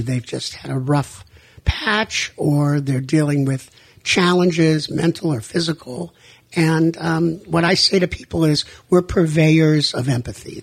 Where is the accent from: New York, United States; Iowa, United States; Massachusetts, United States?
Massachusetts, United States; moved away as an adult; also born or lived in New Mexico; now in Daytona Beach, United States; I grew up in Massachusetts